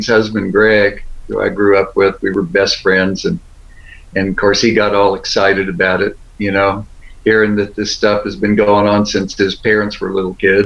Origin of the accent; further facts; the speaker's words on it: Beaumont, Texas, United States; moved away; We grew up together in Beaumont, Texas.